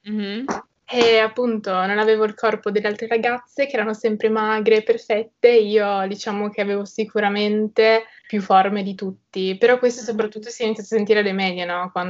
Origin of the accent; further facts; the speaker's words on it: Trieste, Friuli-Venezia Giulia, Italy; Allora, vabbè … ho 19 anni e sono di Trieste e frequento il liceo linguistico.